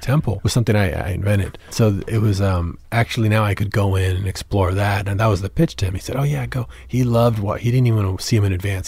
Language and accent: English; San Antonio, Texas, United States; I grew up in San Antonio